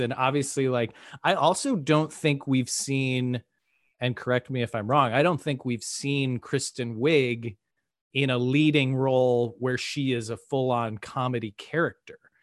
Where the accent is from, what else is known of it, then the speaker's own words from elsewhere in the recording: Midwest, United States; now in Austin, United States; I'm from the Midwest.